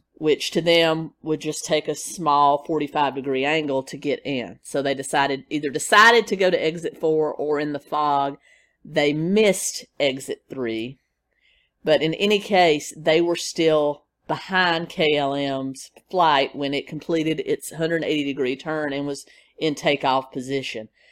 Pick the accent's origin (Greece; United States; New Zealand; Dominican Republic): United States; Nashville, Tennessee; my hometown in Nashville, Tennessee